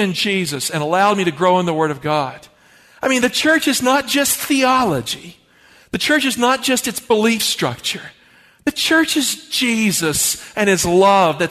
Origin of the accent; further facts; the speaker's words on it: the Appalachians of Virginia, United States; I grew up in poverty in the Appalachians of Virginia